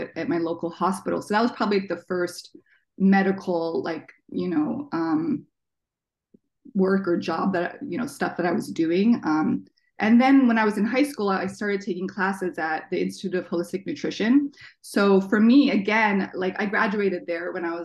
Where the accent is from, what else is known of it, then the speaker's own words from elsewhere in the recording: Toronto, Ontario, Canada; also born or lived in Washington, D.C., United States; now in Seattle, United States; And I was born in DC. I grew up in Toronto, and I've lived here in Seattle now for like 14 years.